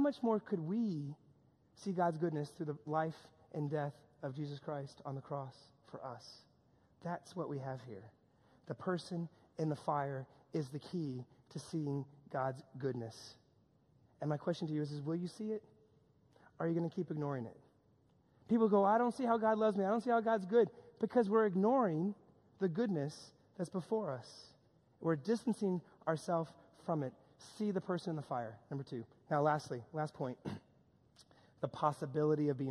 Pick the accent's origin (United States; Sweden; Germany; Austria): United States; New York; a lot of my friends that I grew up with here in New York